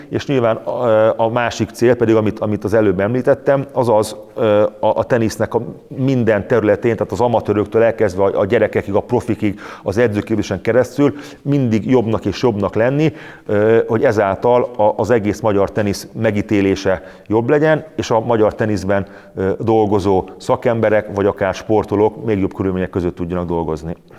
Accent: Hungary; én is vidékről jöttem

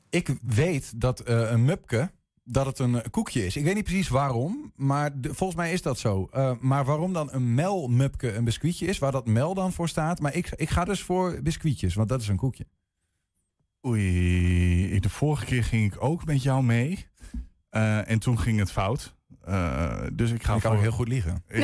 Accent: Nijmegen, Gelderland, Netherlands; ik kom uit Nijmegen dus. Een eh, mupke zal een, zal een koekje zijn.

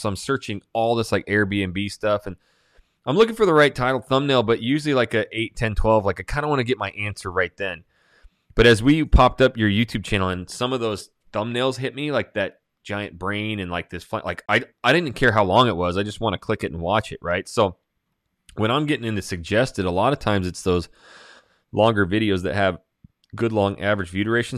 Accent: Hayden, Idaho, United States; I'm born and raised in Hayden, Hayden Lake, Idaho

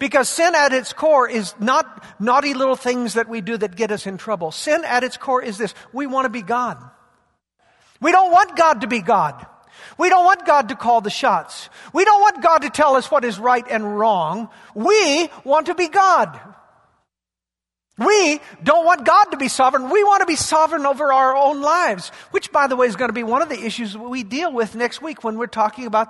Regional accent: Yakima, Washington, United States; I grew up in Yakima, and our whole life as agricultural people was built around the harvest in the fall

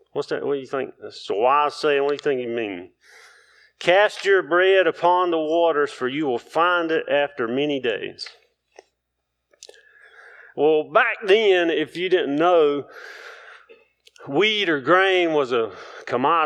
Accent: the South, United States; I grew up in the South

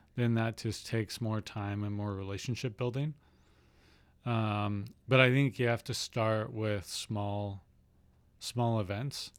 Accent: Saskatchewan, Canada; moved away; I'm from Saskatchewan

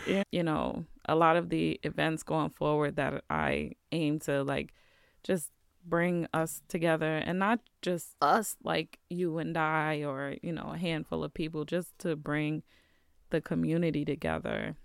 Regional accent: New York City, New York, United States; now in Vermont, United States; growing up in the city

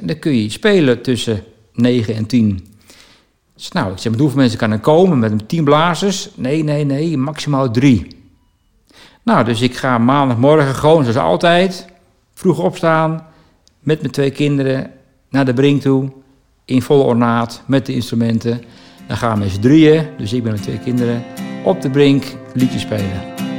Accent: Baarn, Utrecht, Netherlands; geboren en getogen in Baren

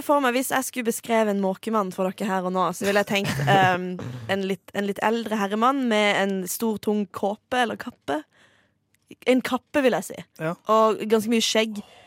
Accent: Farsund, Agder, Norway; moved away; jeg er jo fra det kjente, gode Sørlandet

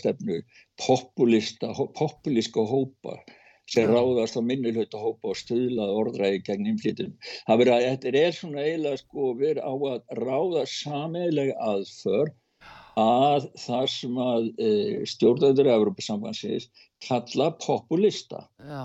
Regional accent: Iceland

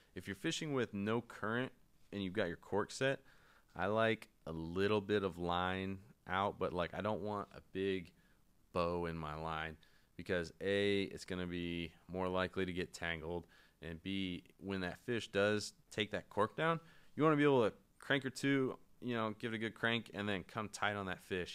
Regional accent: North Carolina, United States; I'm from North Carolina

